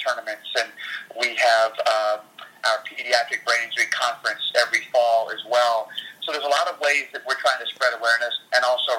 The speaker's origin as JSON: {"language": "English", "town": "New Orleans", "region": "Louisiana", "country": "United States", "tie": "born or raised there", "said": "I'm from New Orleans, so we grew up as, well, I grew up as a huge Saints fan."}